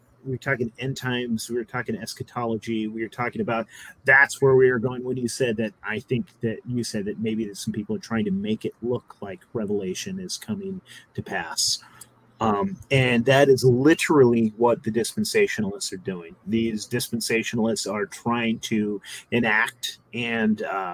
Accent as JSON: {"language": "English", "region": "California", "country": "United States", "tie": "born or raised there", "said": "I grew up in California"}